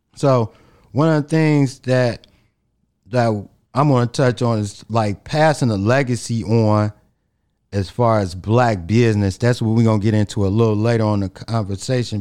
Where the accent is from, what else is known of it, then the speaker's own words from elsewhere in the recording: Chicago, Illinois, United States; us as black guys growing up in Chicago